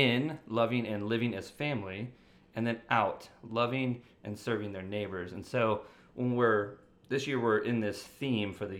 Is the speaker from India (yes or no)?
no; St. Louis, Missouri, United States; also born or lived in Maryland; now in Clayton, United States; I moved from Maryland, but I'm originally from St. Louis